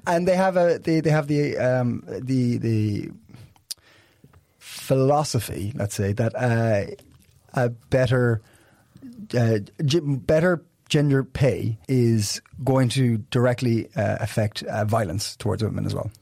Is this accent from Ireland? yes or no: yes; Ireland; now in Copenhagen, Denmark; I'm Irish.